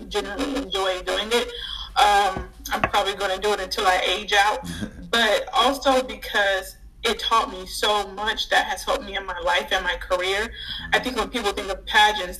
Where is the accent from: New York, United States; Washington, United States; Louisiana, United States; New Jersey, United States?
Louisiana, United States; moved away; I'm originally from Louisiana